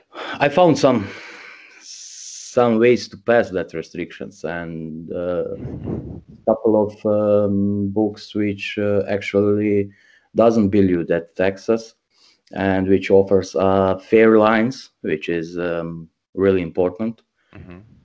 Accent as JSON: {"language": "English", "town": "Zagreb", "region": "City of Zagreb", "country": "Croatia", "tie": "born or raised there", "also_born_or_lived": "Bosnia", "second_language": "English", "moved": "as an adult", "lives_now": "Germany", "said": "I am born in small village in Bosnia. I was raised in Zagreb. That's the main capital of Croatia."}